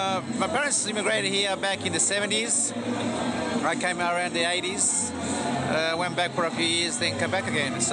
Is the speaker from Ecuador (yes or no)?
yes; Ecuador; now in Australia; Originally from Ecuador.